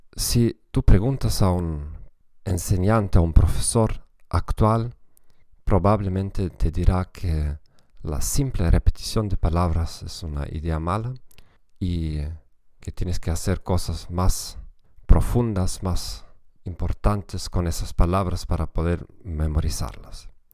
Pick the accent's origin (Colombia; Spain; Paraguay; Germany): Germany; Spanish is a second language; para mí como alemán